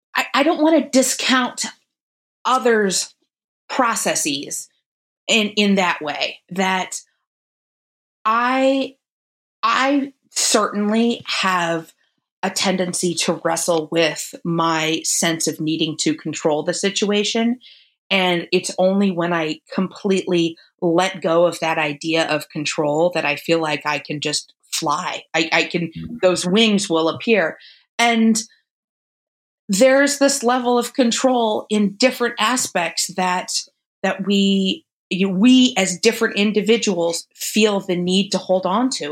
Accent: Phoenix, Arizona, United States; moved away as an adult; also born or lived in Ohio; I grew up in Phoenix, Arizona. Um, I grew up going to Catholic school, born and raised in Phoenix

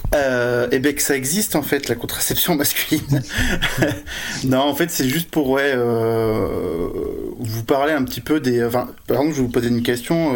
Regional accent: Bordeaux, Nouvelle-Aquitaine, France; moi, je suis de Bordeaux

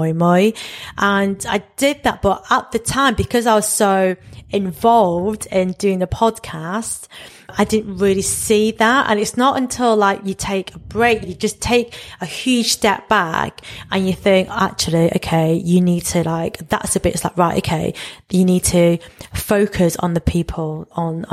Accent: United Kingdom; I'm really embracing being a British East and Southeast Asian

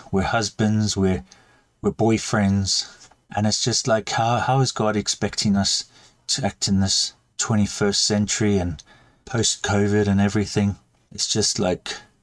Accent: South Africa; now in United Kingdom; as you can hear, I'm South African

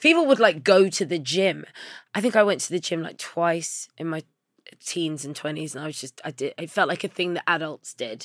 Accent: London, United Kingdom; I grew up in Labrick Grove

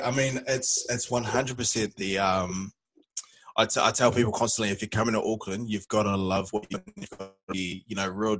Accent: Malaysia; also born or lived in New Zealand; So I grew up in Malaysia from, like, the age of six to... We were back and forth between Asia and New Zealand until I was about 11, 12, something like that.

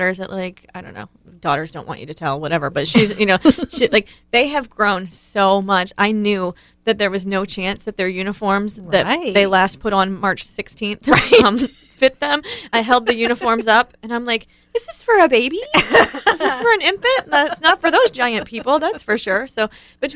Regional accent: Ohio, United States; growing up in Ohio, it was snow days.

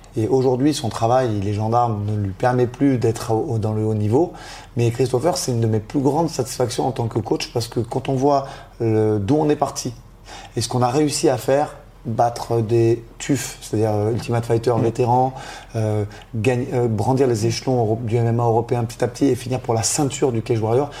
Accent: France; étant d'origine italienne, de nationalité française

